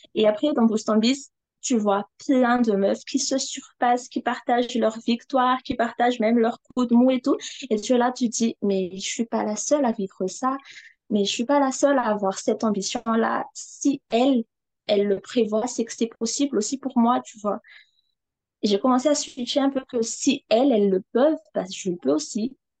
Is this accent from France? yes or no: no; Madagascar; je suis malgache, euh, j'habite à Madagascar